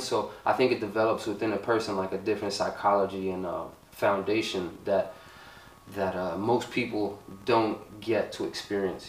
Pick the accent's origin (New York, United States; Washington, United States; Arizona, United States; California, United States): New York, United States; New York City; I grew up in this city